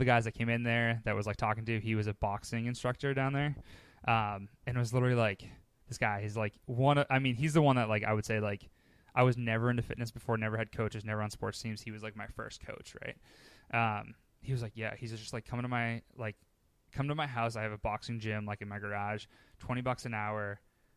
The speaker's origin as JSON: {"language": "English", "town": "Boston", "region": "Massachusetts", "country": "United States", "tie": "born or raised there", "said": "I'm born and raised Boston."}